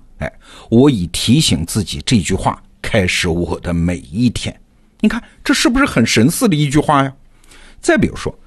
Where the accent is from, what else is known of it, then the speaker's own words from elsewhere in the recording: China; 我们中国人